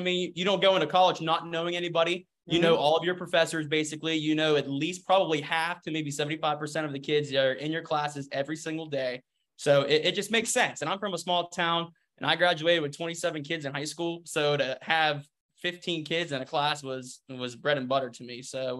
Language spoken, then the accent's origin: English; Shadyside, Ohio, United States; Well, actually, I'm from Shadyside. So it's like 2 miles. It's like right down the river.